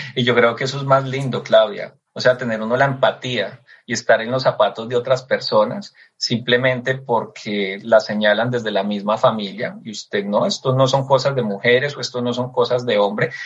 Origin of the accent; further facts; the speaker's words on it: Eje Cafetero, Colombia; realmente mi tierra es el eje cafetero